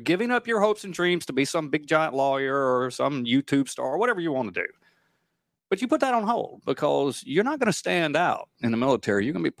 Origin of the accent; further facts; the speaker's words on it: United States; But I was just grateful for being an American. I was grateful to grow up in a land of liberty, and I wanted to eventually give back.